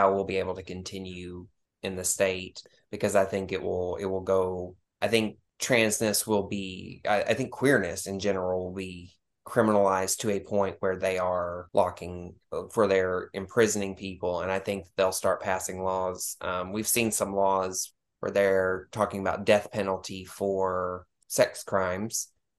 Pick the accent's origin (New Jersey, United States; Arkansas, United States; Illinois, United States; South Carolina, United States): Arkansas, United States; born there; also born or lived in Tennessee / Texas; So I was born in Arkansas, but I came here to live with my family.